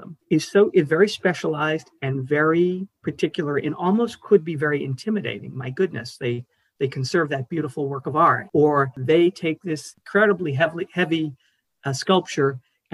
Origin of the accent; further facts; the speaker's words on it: Boston, Massachusetts, United States; also born or lived in New York; I'm originally from right here in Boston, born and bred.